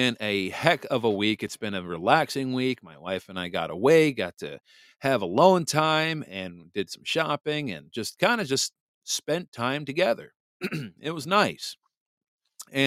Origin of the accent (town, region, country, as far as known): Michigan, United States; born or raised there